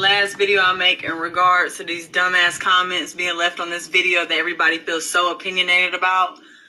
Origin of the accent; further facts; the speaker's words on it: Atlanta, Georgia, United States; I'm well aware that I'm white. I'm actually German and Irish, if you want to be specific. Second off, I'm from South Side of Atlanta. How I talk is how I talk.